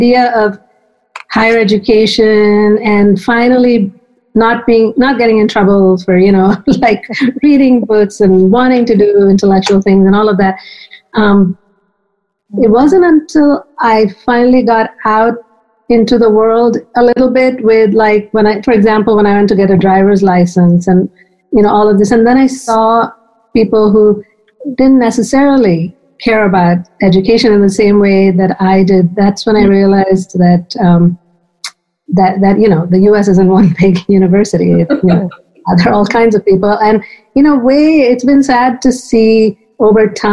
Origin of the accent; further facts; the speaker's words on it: Mumbai, Maharashtra, India; now in Philadelphia, United States; I was born and raised in Mumbai.